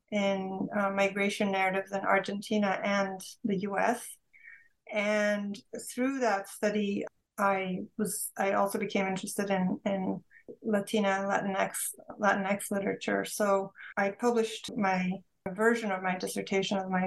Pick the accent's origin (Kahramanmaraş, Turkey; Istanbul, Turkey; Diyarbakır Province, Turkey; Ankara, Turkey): Istanbul, Turkey; moved away; Growing up in Istanbul, Turkey, in a Turkish Jewish family, we had multiple languages around us, including Ladino